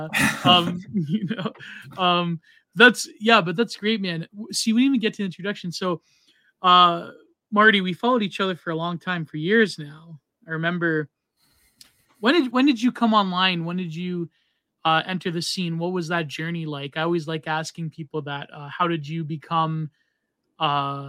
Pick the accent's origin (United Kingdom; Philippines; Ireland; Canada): Canada; now in United States; as a Canadian